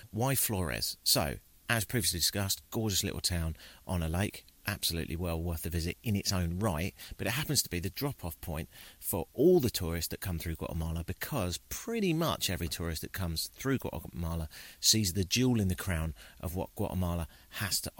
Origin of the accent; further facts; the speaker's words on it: United Kingdom; I'm from Britain, so everything's the woods to me. But yeah, you don't see a lot of toucans in Britain or howler monkeys